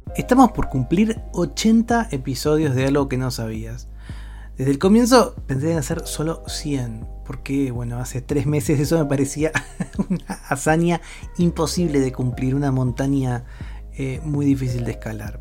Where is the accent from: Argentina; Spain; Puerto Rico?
Argentina; mi país, en Argentina